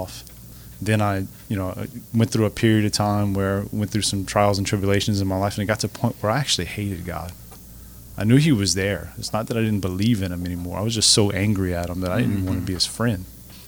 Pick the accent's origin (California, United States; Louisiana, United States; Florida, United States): Louisiana, United States; Church Point; my hometown in Church Point